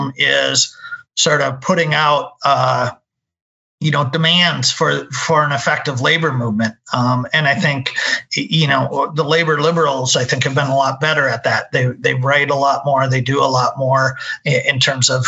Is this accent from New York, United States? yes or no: no; Minnesota, United States; I'm from Minnesota, so that's kind of where I got my start